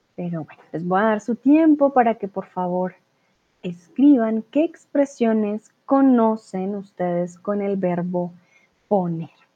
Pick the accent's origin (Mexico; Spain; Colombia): Colombia